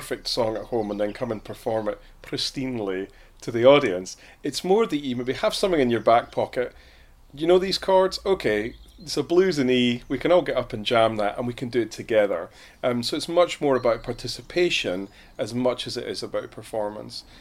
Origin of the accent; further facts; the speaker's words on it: Scotland, United Kingdom; moved away as an adult; now in Highbridge, United Kingdom; used to run gigs in my hometown in Scotland